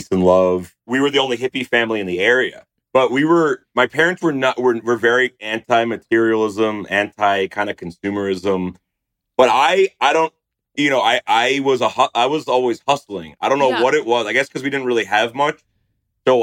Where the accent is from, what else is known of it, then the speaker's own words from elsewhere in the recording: New Jersey, United States; growing up in Central Jersey